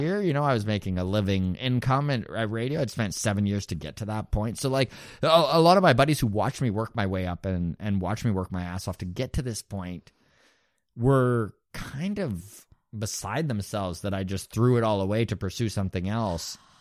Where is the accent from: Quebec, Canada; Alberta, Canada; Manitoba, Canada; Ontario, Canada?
Alberta, Canada; Grande Prairie; moved away as an adult; also born or lived in Toronto; now in Halifax, Canada; Grand Prairie was my hometown too.